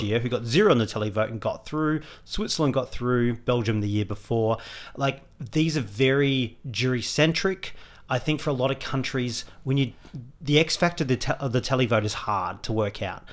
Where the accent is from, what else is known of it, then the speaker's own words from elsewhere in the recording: Australia; we're Australian